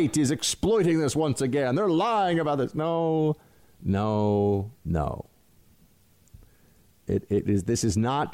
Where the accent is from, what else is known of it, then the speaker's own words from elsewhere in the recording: New York, United States; I'm a New Yorker